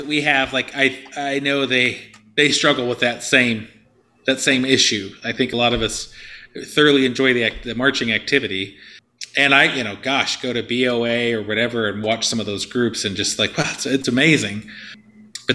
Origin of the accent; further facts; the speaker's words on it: Tulsa, Oklahoma, United States; moved away; I came from Tulsa Union, did my student teaching